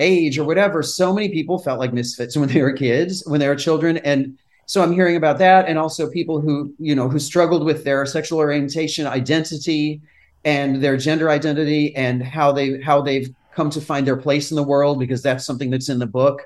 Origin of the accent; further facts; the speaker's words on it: Brockport, New York, United States; now in New York City, United States; Rochester, New York, which is my hometown area in Brockport, New York